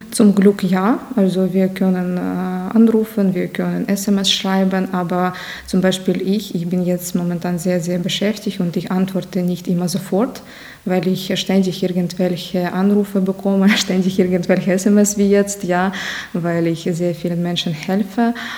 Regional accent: Nizhyn, Chernihiv Oblast, Ukraine; German is a second language; moved away as an adult; now in Passau, Germany; Ja, ich stamme aus der Ukraine, ursprünglich aus der Stadt Nizhyn

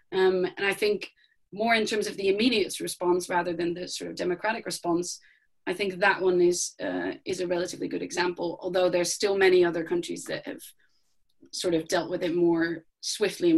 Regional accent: Netherlands; moved away; I'm from the Netherlands

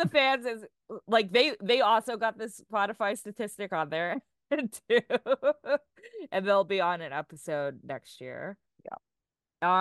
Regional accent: New York City, New York, United States; there's very very few drag queens from Staten Island. That is my hometown.

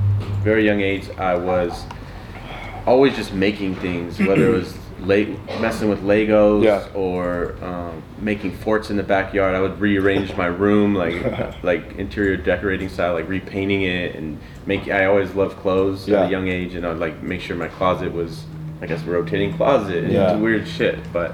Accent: Santa Rosa, California, United States; moved away; also born or lived in Orange County, California / Charlotte, North Carolina; my parents moved up when I was not even 1 year old. Then my dad got a job in Petaluma, California, so we were living in Santa Rosa. Grew up there.

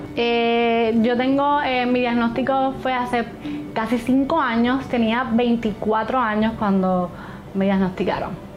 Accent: Hormigueros, Puerto Rico; soy de Hormigueros, Puerto Rico

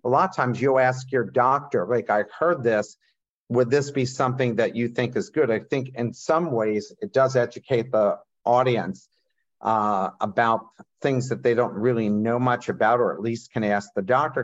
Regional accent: Coatesville, Pennsylvania, United States; I grew up in Coatesville

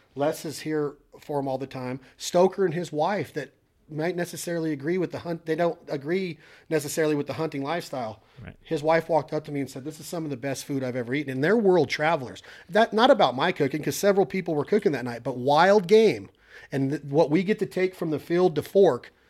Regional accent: United States; being an American and living in our awesome country

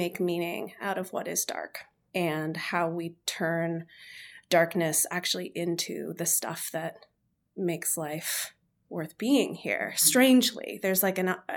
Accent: Chicago suburbs, Illinois, United States; moved away; I was born in the Chicago suburbs and the sky is gray for 8 months of the year

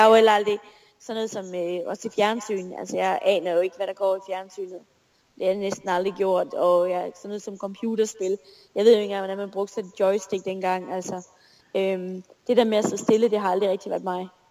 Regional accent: Esbjerg, Southern Denmark, Denmark; moved away as an adult; also born or lived in Aalborg; jeg er jo født og opvokset i Esbjerg, og Esbjerg er stadig min by.

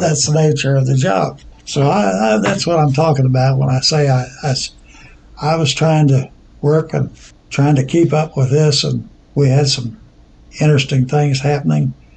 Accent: Grand Tower, Illinois, United States; I was born in Grand Tower Township and uh, by a doctor out of Grand Tower here. But I've lived here all my life

